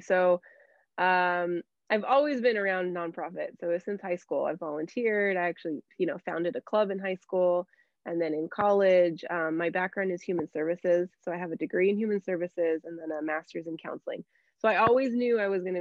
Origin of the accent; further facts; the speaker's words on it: Anaheim, California, United States; I was born and raised there. So I grew up in Anaheim. So it's a real treat to serve my hometown